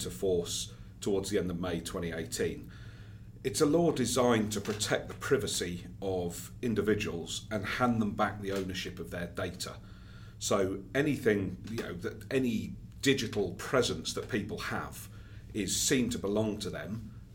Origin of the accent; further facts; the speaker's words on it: United Kingdom; I'm British, speaking from there